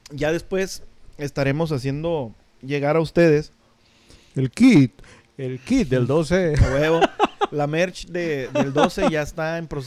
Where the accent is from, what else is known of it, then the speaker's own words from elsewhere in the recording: Tijuana, Baja California, Mexico; vengo de Tijuana.